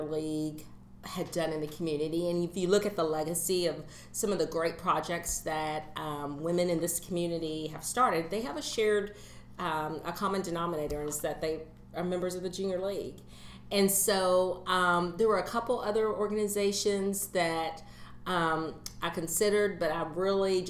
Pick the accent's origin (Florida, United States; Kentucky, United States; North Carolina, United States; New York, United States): Kentucky, United States; Louisville; as a person who was born and raised in Louisville, I moved away and I came back